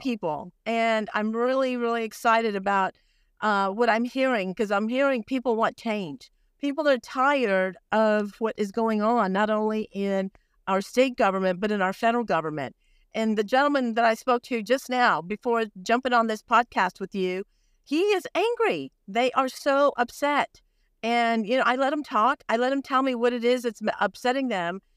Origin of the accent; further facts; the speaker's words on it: Brownsville, Texas, United States; I was born on the border. I was born in Brownsville, Texas